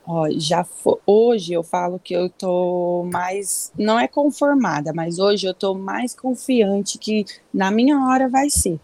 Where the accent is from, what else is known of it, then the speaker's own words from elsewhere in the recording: Bela Vista do Paraíso, Paraná, Brazil; now in Rio Claro, Brazil; Eu nasci em Bela Vista do Paraíso, é uma cidadezinha próximo de Londrina